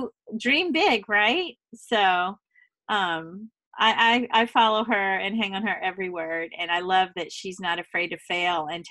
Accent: the South, United States; accent: Southern; with my sweetest Southern accent that, you know, I'm a fellow Southern girl

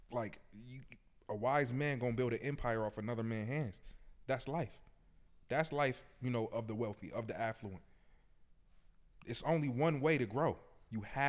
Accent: Buffalo, New York, United States; I'm from Buffalo, Buffalo Public Schools

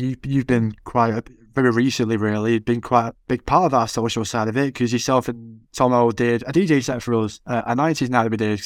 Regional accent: Manchester, North West England, United Kingdom; accent: Manc; I'm, I'm, like, as mank as they come, so I won't, I won't be in my accent

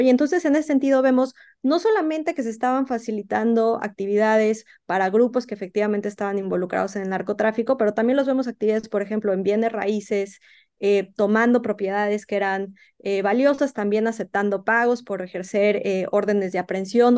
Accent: Mexico; México en el que yo crecí

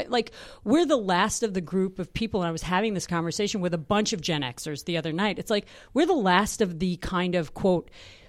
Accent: New York City, New York, United States; I was born and raised in New York City.

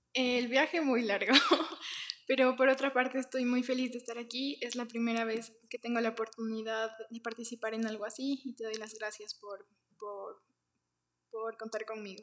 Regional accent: Ecuador; de aquí, de, Ecuador

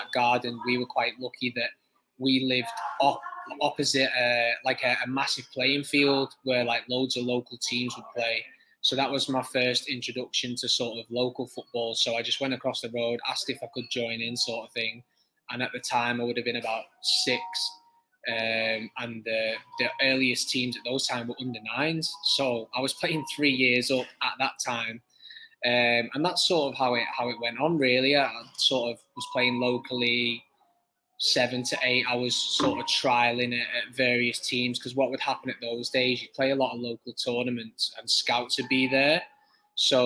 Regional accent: Widnes, North West England, United Kingdom; I'm from Widnes, so Widnes is a rugby town

